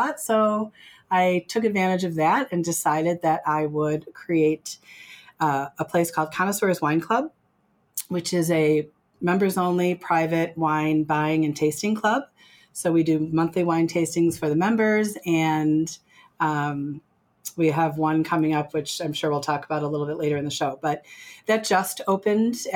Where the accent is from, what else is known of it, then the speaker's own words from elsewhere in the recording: Glenview, Illinois, United States; moved away as an adult; now in Lake Geneva area, United States; I grew up in Glenview